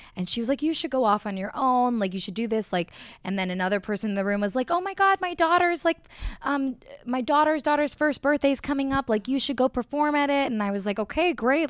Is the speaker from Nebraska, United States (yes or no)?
no; Miami, Florida, United States; moved away as an adult; also born or lived in Austin, Texas; I grew up in Miami